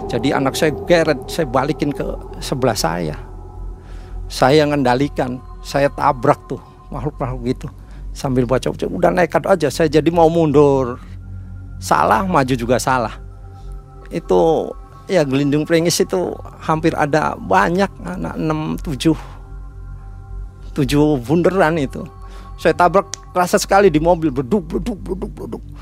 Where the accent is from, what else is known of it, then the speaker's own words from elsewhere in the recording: Yogyakarta, Special Region of Yogyakarta, Indonesia; jadi saya jelasin pak saya dari Jogja ini barang-barang ini barang-barang anak saya